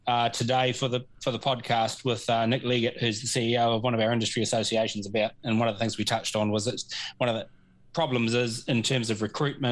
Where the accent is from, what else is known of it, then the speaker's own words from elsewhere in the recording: New Zealand; as a New Zealander